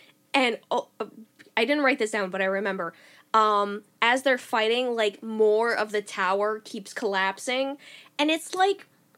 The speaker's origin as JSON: {"language": "English", "town": "Glasgow", "region": "Scotland", "country": "United Kingdom", "said": "Oh, you know, I'm from Glasgow."}